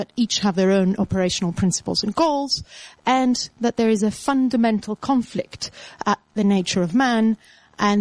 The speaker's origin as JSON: {"language": "English", "region": "Attica", "country": "Greece", "tie": "born or raised there", "moved": "yes", "said": "Attica, my hometown"}